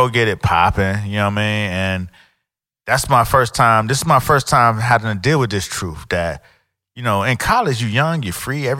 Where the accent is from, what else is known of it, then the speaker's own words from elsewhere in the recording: Miami, Florida, United States; I grew up in Miami.